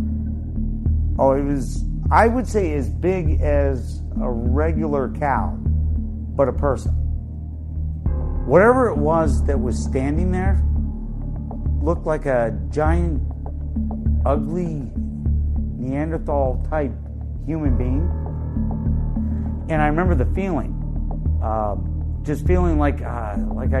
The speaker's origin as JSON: {"language": "English", "town": "Newport", "region": "Vermont", "country": "United States", "tie": "born or raised there", "said": "I'm originally from Newport, Vermont. Grew up there most of my young life."}